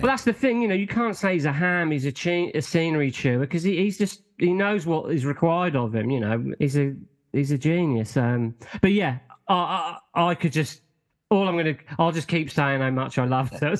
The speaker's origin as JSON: {"language": "English", "country": "United Kingdom", "said": "us Brits"}